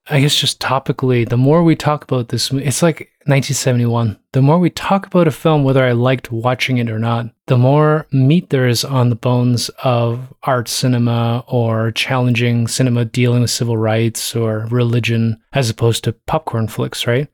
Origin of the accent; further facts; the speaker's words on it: Toronto, Ontario, Canada; I'm from Toronto.